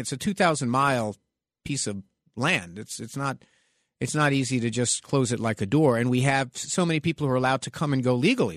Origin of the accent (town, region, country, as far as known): New York City, New York, United States; born or raised there